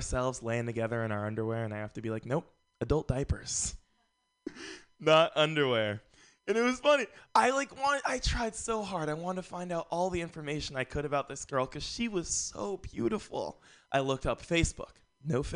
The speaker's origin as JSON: {"language": "English", "town": "San Francisco", "region": "California", "country": "United States", "tie": "born or raised there", "said": "I grew up here in San Francisco"}